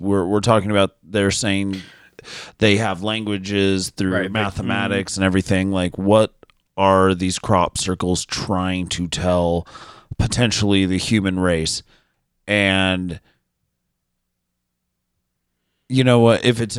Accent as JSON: {"language": "English", "region": "Utah", "country": "United States", "said": "I'm white and from Utah, so."}